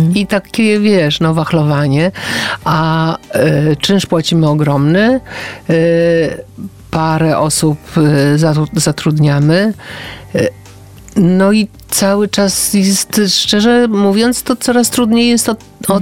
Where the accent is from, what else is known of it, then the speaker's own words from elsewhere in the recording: Gdańsk, Pomeranian Voivodeship, Poland; jestem z Gdańska i tam się świętuje imieniny